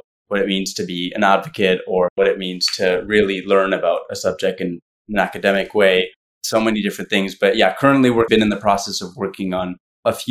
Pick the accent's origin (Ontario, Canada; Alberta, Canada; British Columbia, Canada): Ontario, Canada; Ottawa; I'm from Canada. I'm from Ottawa originally